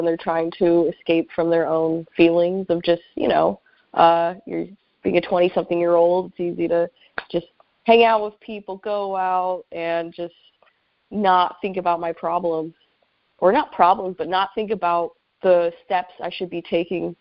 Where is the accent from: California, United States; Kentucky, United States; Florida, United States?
California, United States; Apple Valley; moved away as an adult; also born or lived in Los Angeles, California; now in Seattle, United States; I grew up in Apple Valley